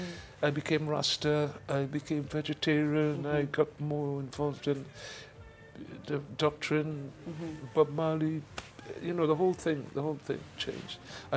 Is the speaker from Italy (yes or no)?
no; England, United Kingdom; also born or lived in Caribbean; coming from the Caribbean, growing up in England